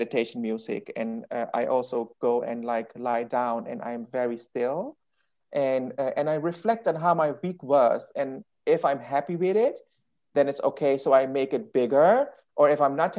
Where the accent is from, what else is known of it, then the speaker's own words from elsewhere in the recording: Suriname; I'm Indian, you know, and I'm come from Suriname